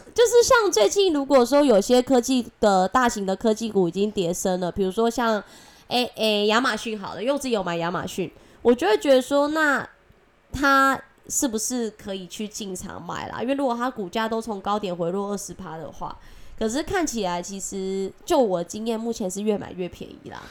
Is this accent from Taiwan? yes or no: yes; Taiwan; accent: Taiwanese Mandarin; 我是台湾国语界最正的俏妞